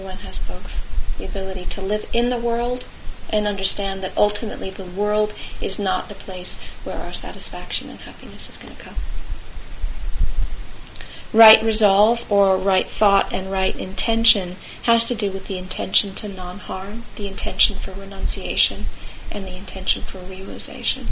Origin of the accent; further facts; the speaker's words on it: California, United States; I come from California